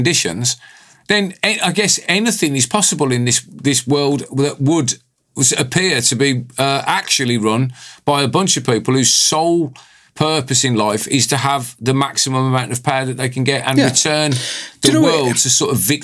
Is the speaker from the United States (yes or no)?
no; United Kingdom